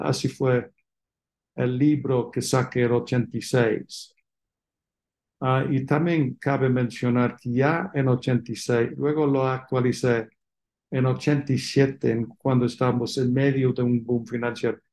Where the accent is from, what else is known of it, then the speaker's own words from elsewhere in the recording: England, United Kingdom; Spanish is a second language; moved away as an adult; also born or lived in London, United Kingdom; now in Mexico; como se entiende por mi acento, nací fuera de México, en Inglaterra, y hice mis estudios de licenciatura en Oxford